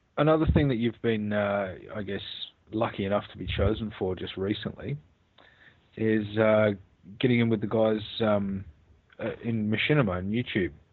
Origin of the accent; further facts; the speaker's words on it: Australia; I'm Aussie through and through